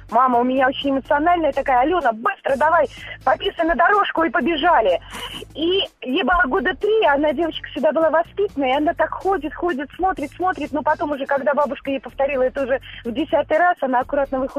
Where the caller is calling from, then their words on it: Moscow Oblast, Russia; Московская область.